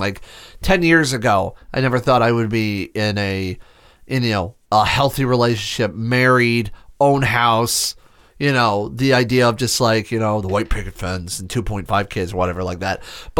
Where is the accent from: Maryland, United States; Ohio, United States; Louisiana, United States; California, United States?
Ohio, United States; Akron; moved away; I grew up in Akron, Ohio